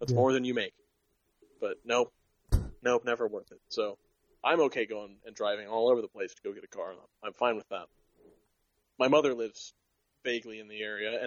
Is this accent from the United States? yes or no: yes; hometown north of Sacramento, California, United States; up here, up in my hometown